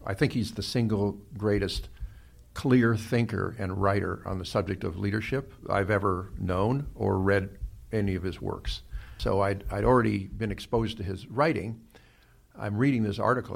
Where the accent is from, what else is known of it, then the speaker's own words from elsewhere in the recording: Los Angeles, California, United States; also born or lived in Cleveland, Ohio; I really think of myself as having grown up here in Los Angeles as a practical matter